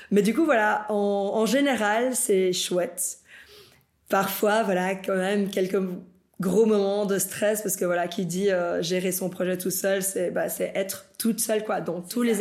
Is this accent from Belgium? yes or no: yes; Brussels, Belgium; also born or lived in Bolivia; moi je suis née ici en Belgique, mais à mes 5 ans, on est parti en Bolivie. Euh, et du coup, à mes 13 ans, on est revenu ici en Belgique.